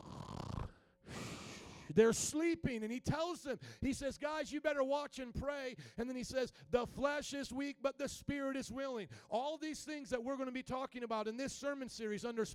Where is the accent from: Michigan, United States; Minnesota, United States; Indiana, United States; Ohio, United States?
Indiana, United States; I come from Indiana